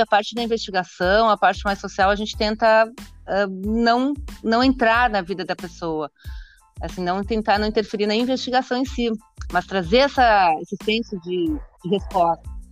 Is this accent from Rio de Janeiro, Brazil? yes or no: no; Caxias do Sul, Rio Grande do Sul, Brazil; eu sou de Caxias do Sul, natural de Caxias